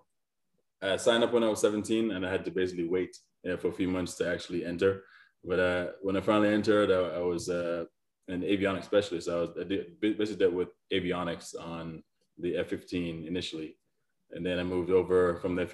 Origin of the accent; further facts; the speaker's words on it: Antigua & Barbuda; moved away as an adult; also born or lived in New York; So I was born in New York, but I was raised in the Caribbean. So I lived in Antigua for 17 years.